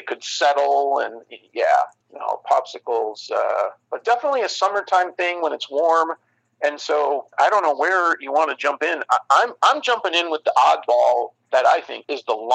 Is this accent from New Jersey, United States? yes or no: no; Chicago, Illinois, United States; Growing up in Chicagoland